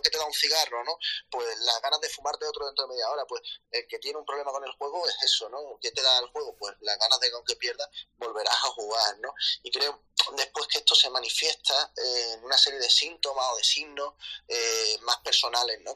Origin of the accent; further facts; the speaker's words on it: Málaga, Andalusia, Spain; now in Madrid, Spain; soy de Málaga, eh, aunque actualmente vivo en Madrid.